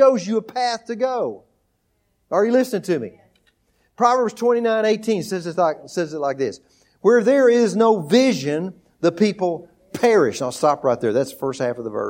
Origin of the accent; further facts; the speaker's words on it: Texas, United States; moved away as an adult; also born or lived in Oklahoma; We grew up in Texas.